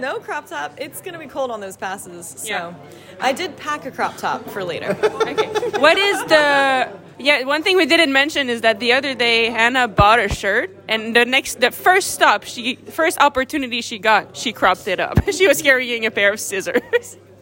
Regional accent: Minnesota, United States; I'm from uh, Minnesota

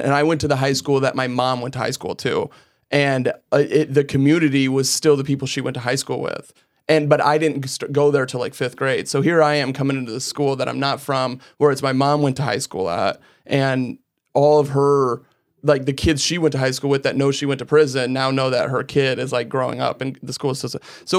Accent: Iowa, United States; I grew up in Iowa. Well, I grew up all over. We kind of moved around a lot as kids. And then, but we ultimately settled up in Iowa.

